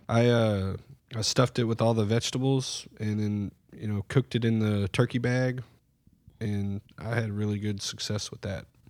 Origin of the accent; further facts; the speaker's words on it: Surfside, United States; Growing up, you know, we grew up in Surfside